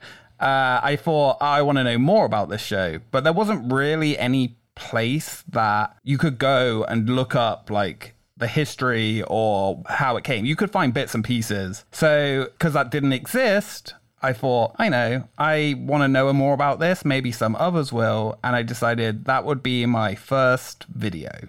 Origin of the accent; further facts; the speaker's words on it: Wiltshire, South West England, United Kingdom; moved away as an adult; now in Orlando, United States; I am from the southwest of England